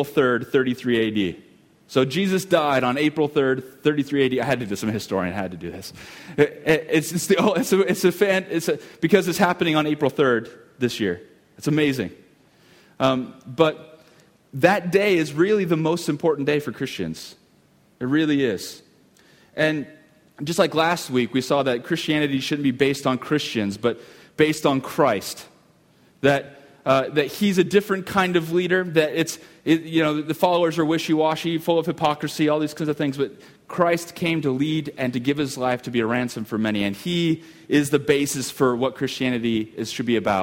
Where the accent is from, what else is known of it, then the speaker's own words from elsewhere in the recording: United States; as an American